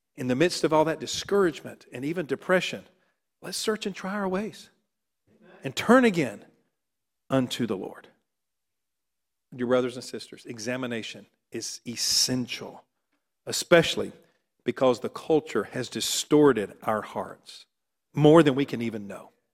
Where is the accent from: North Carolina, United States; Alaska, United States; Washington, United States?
North Carolina, United States; I was raised in North Carolina